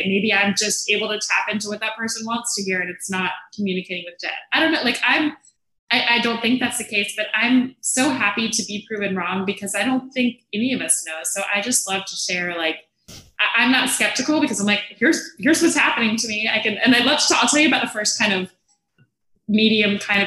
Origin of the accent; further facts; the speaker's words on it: Atlanta, Georgia, United States; moved away; I'm from Atlanta